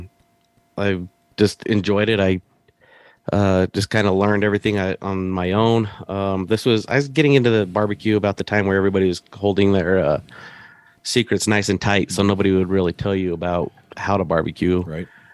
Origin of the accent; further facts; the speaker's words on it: Salt Lake City, Utah, United States; I was born and raised in Salt Lake City